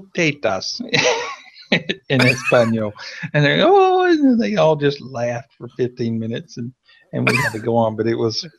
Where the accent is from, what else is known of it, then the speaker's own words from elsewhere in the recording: Tennessee, United States; accent: Southern; now in Santiago, Chile; And I'm from Tennessee. So we're teaching these kids. And I don't have the strong accent I once did, but we still have some Southern accent.